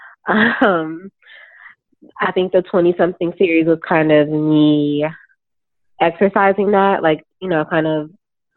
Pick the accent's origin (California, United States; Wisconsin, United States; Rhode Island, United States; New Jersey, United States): Wisconsin, United States; Milwaukee; moved away as an adult; also born or lived in Chicago, Illinois; now in Brooklyn, United States; I'm from Milwaukee, Wisconsin. That's where I was born, and I lived there until I left for school.